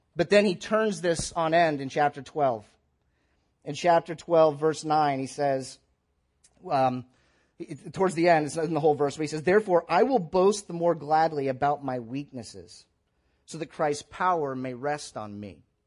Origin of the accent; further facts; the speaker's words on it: Tampa, Florida, United States; now in Columbus, United States; I grew up in the Tampa, St. Petersburg area